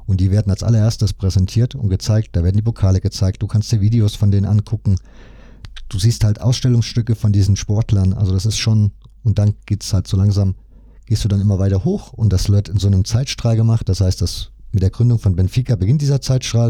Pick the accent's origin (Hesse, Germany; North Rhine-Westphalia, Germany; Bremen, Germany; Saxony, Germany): Saxony, Germany; Leipzig; ich komme ja aus Leipzig. Das heißt, meine Familie ja logischerweise auch